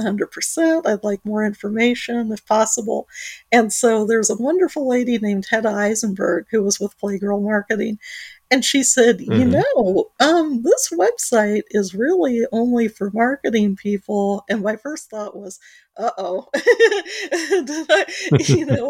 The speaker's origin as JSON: {"language": "English", "area": "Muncie", "region": "Indiana", "country": "United States", "tie": "born or raised there", "said": "I grew up in Munsa, Indiana. I was a farmer's daughter"}